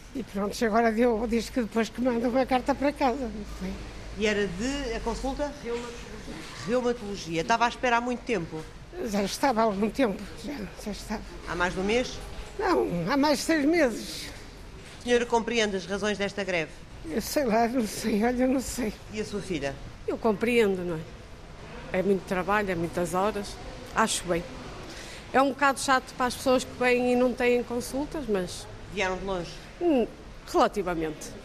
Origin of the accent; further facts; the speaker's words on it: Felgueiras, Norte, Portugal; sou de Felgueiras